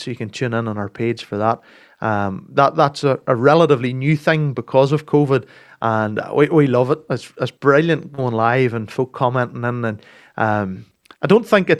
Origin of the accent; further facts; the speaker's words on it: Castledawson, Northern Ireland, United Kingdom; Come from Castle Dawson, near Macclesfield.